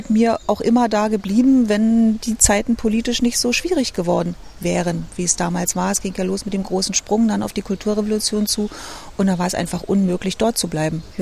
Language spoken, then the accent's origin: German; Berlin, Germany; Also ich bin ja eine richtige Berliner Pflanzer, wa?